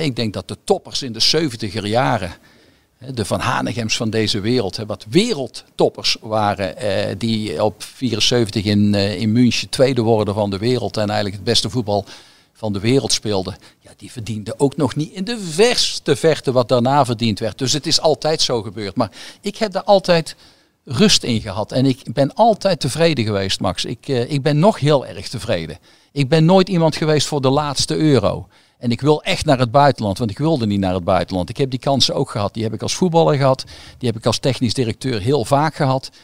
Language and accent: Dutch; Goirle, North Brabant, Netherlands; ik ben opgegroeid in Goorlen